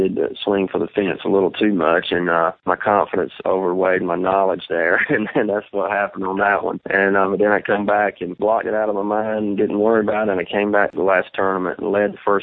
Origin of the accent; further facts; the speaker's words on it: United States; growing up on Gaston and Smith Mountain